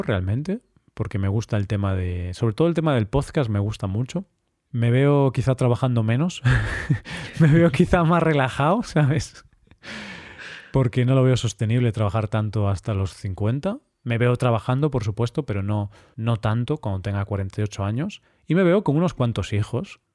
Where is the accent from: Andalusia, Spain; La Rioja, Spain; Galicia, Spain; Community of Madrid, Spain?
Galicia, Spain; Vigo; moved away as an adult; now in Cyprus; solo tengo a mi familia ahí